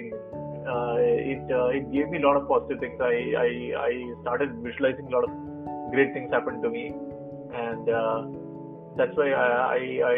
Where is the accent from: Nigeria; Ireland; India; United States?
India; Kochi, Kerala; first language Malayalam; English is a second language; I'm from Kochi, and I have around 15 years